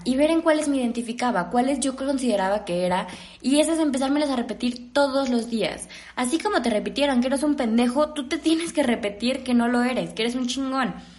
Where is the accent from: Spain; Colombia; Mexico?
Mexico; yo al menos soy mexicana